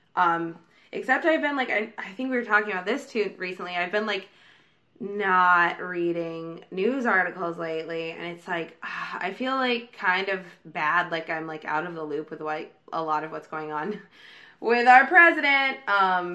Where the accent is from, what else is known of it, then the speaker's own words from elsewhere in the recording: Oregon, United States; now in Los Angeles, United States; I'm from like a small, very religious, very conservative town in Oregon. And a lot of people I grew up with are Republican